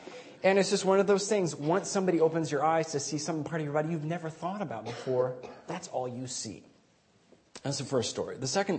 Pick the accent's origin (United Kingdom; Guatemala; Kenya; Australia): Guatemala; I grew up in Guatemala a good chunk of my life as a missionary kid, and that was a wonderful formative experience.